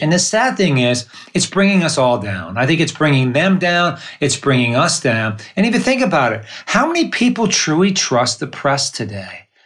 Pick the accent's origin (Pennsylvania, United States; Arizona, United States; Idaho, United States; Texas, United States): Pennsylvania, United States; Northeast; now in San Diego, United States; I'm from Northeast Pennsylvania in the coal regions of Pennsylvania.